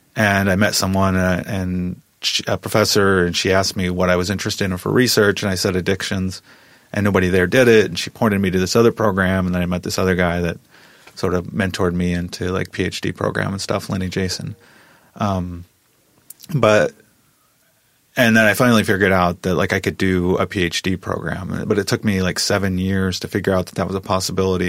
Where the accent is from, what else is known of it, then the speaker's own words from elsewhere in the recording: Midwest, United States; when I grew up, I grew up in the Midwest, and so it really wasn't about skin color so much in the Midwest in a small town